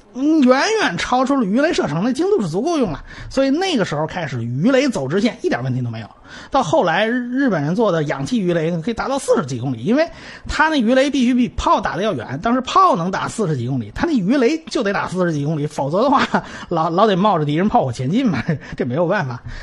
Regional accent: China; 我们中国人

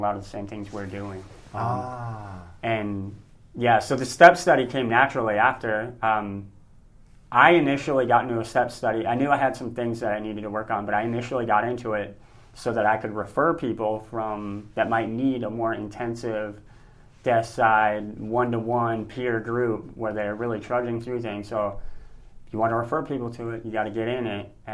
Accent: North Dakota, United States; moved away as an adult; also born or lived in Tennessee / New Mexico; now in Roswell, United States; So originally I'm from North Dakota.

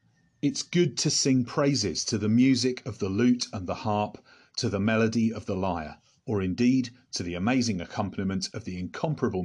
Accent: England, United Kingdom; Speaking as an Englishman

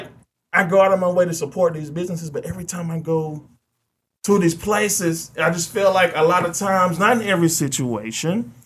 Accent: the South, United States; I'm from the South.

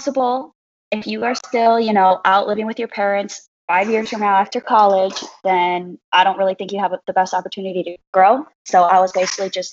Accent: Wisconsin, United States; moved away as an adult; also born or lived in Iowa; now in Houston, United States; I'm originally from Wisconsin and went to Iowa to play soccer there

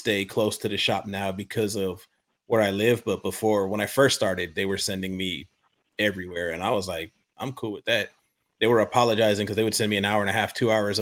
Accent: Florida, United States; I'm from Florida.

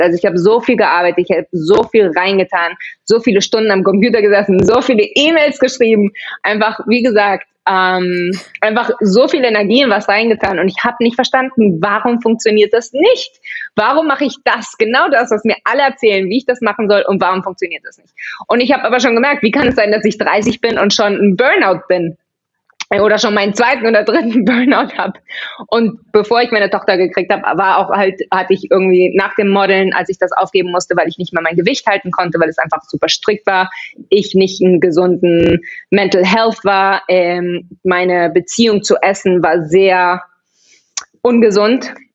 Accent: Barcelona, Catalonia, Spain; first language German; also born or lived in Vienna, Austria; Also ich habe zwei deutsche Eltern, bin aber, als ich zwei Wochen alt war, mit ihnen nach Barcelona gezogen. Also ich bin da aufgewachsen und war aber dann in der deutschen Schule und Deutsch ist eigentlich meine Muttersprache

